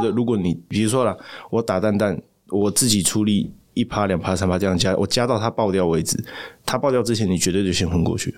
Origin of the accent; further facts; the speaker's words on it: Tainan, Taiwan; 我台南人